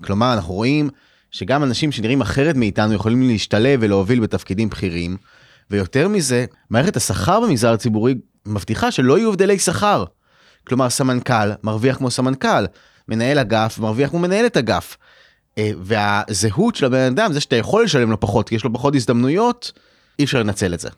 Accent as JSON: {"language": "Hebrew", "country": "Israel", "said": "בתור ישראלים"}